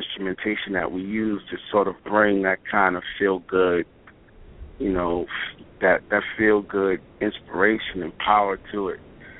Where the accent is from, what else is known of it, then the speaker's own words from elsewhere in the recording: Brooklyn, New York, United States; I'm from Brooklyn.